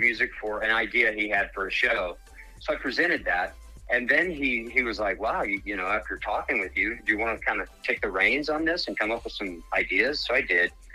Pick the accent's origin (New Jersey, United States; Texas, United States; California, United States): Texas, United States; Dallas; moved away as an adult; now in Colorado, United States; I'm born and raised in Dallas area